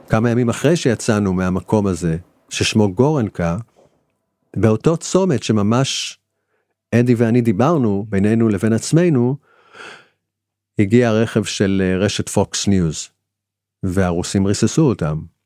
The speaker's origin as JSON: {"language": "Hebrew", "country": "Israel"}